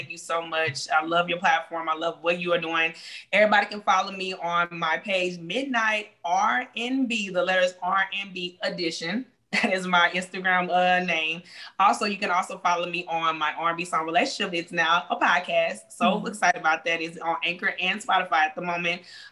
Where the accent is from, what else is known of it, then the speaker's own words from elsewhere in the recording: Louisiana, United States; also born or lived in Texas; I was born in Louisiana, Texas, and moved back to Louisiana